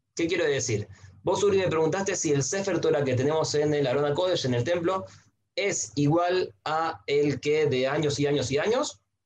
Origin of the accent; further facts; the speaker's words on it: Santiago, Santiago Metropolitan Region, Chile; moved away as an adult; also born or lived in Buenos Aires, Argentina; nací en Chile, en Santiago, de una familia mazortí